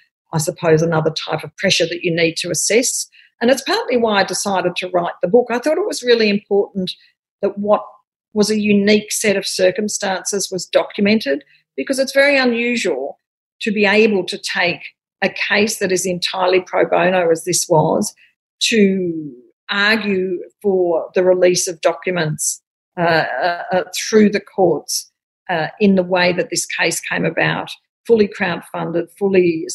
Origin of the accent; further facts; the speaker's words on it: Australia; as an Australian